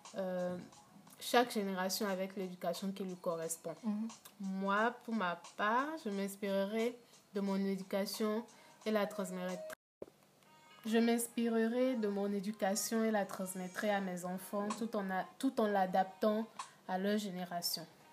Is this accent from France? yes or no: no; Benin; chez nous, au Bénin